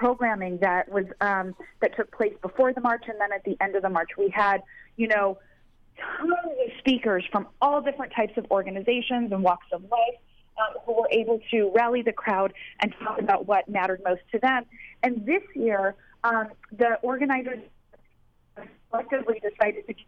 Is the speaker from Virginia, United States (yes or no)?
no; Garden Grove, California, United States; having been grown up in Orange County, I grew up in Garden Grove